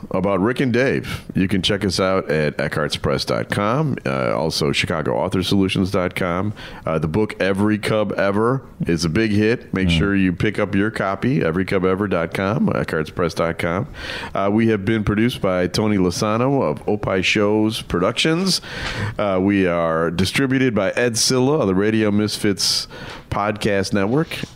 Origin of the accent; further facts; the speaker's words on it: England, United Kingdom; now in Illinois, United States; I am from England.